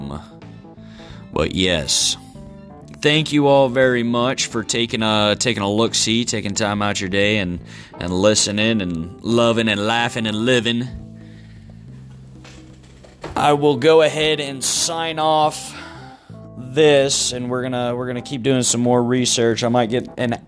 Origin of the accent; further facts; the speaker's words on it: Kentucky, United States; also born or lived in Texas / Florida / Ohio; now in Virginia, United States; I'm originally from Kentucky, currently residing in the state of Virginia